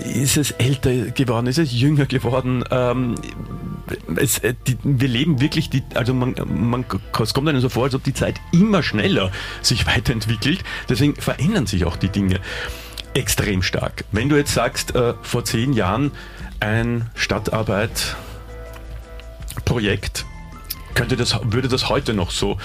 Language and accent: German; Vienna, Austria; mir als Wiener